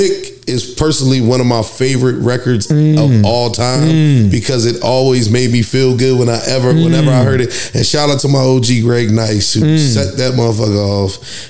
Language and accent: English; Philadelphia, Pennsylvania, United States; I'm from West Philly.